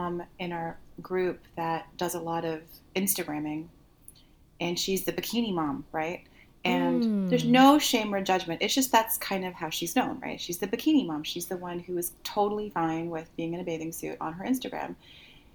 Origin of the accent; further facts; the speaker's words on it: Canada; moved away as an adult; also born or lived in Seattle, United States; I was living in Seattle and I'm Canadian